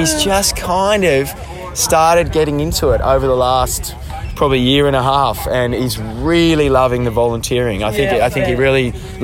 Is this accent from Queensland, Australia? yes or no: yes; Brisbane, Queensland, Australia; I grew up in Boondall, so 10 minutes down the road.